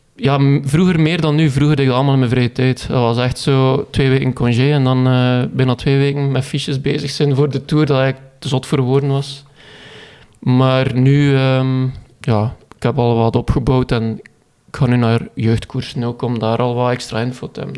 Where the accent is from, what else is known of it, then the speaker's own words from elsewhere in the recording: Koolskamp, Flanders, Belgium; ik ben afkomstig van Koolskamp